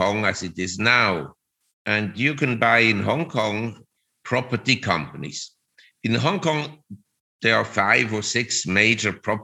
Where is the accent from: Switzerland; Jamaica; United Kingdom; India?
Switzerland; Zurich; moved away as an adult; now in Thailand; Originally, I'm from Switzerland